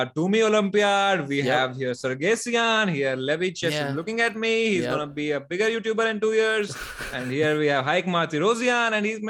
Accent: Jammu and Kashmir, India; English is a second language; Actually, I'm from Kashmir.

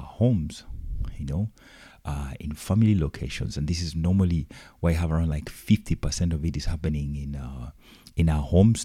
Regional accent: Uganda; I come from Uganda.

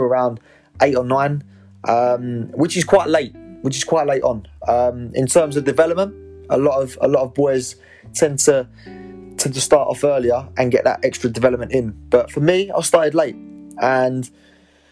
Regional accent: Essex, East of England, United Kingdom; I'm 23, I'm from Essex

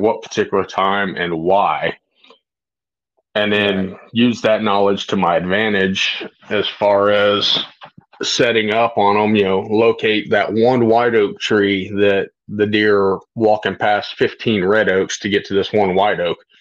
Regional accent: Florida, United States; I grew up hunting in Florida

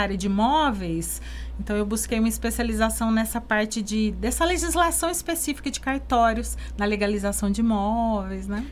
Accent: Brazil; nós três somos de Ribeirão

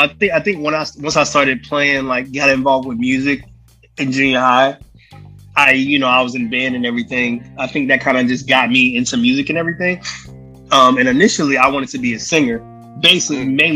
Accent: New York City, New York, United States; Brooklyn, New York

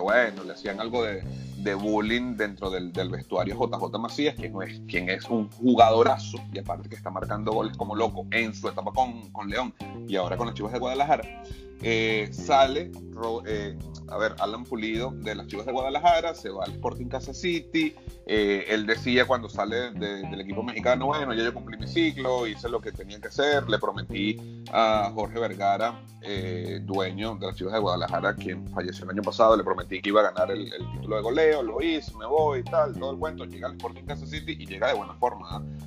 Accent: Venezuela; also born or lived in Panama; now in United States; mi caso, como venezolano, también sigo la liga de, Venezuela

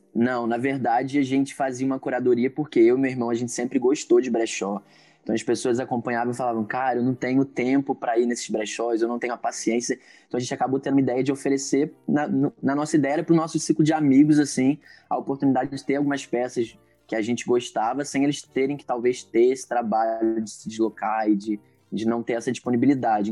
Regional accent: Niterói, Rio de Janeiro, Brazil; tenho 26 anos, sou daqui de Niterói, do Rio de Janeiro

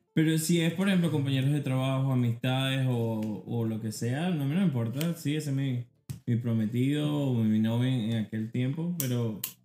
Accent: Venezuela; moved away; a las Mercedes, ahí me, crié

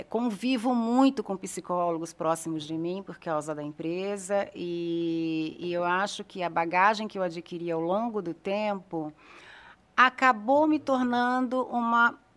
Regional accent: Brasília, Federal District, Brazil; Eu vim de Brasília. Brasília tem muito.

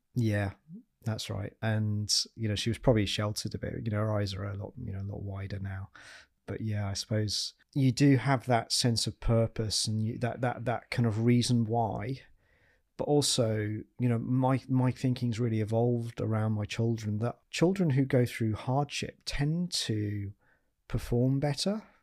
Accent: Yorkshire and the Humber, United Kingdom; I'm a Yorkshireman

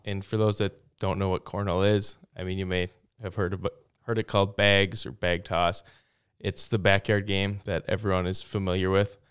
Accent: Plover, Wisconsin, United States; also born or lived in Stevens Point, Wisconsin; now in Waupaca, United States; I'm from Stevens Point

